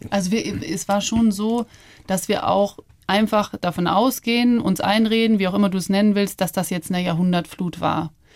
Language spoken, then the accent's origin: German; Ammersee, Bavaria, Germany; moved away; am Ammersee bin ich ja schon sehr in der Natur und ländlich aufgewachsen.